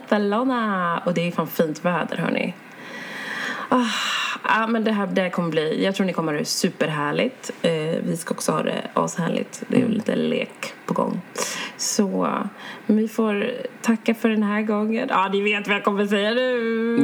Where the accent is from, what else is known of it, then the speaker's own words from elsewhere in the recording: Sweden; jag är född i Sverige men mina föräldrar de har sina rötter i Uganda